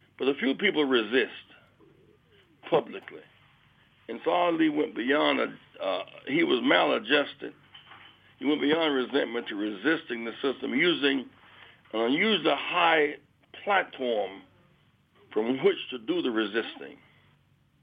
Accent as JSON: {"language": "English", "town": "Greenville", "region": "South Carolina", "country": "United States", "tie": "born or raised there", "said": "my hometown of Greenville, South Carolina"}